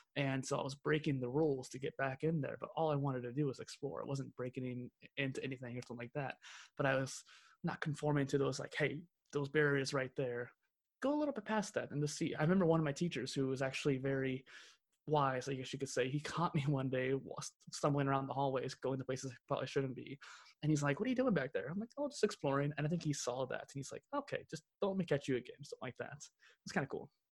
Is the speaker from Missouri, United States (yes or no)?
yes; central Missouri, United States; I'm from the Midwest of the Midwest, so basically central Missouri